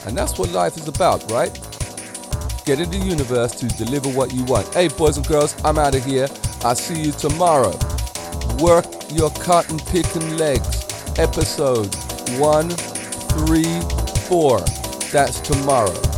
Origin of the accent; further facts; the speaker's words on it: England, United Kingdom; I'm an English person myself